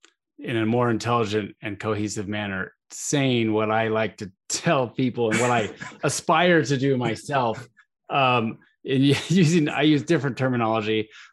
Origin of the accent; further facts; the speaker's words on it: Tucson, Arizona, United States; I grew up in Tucson, Arizona.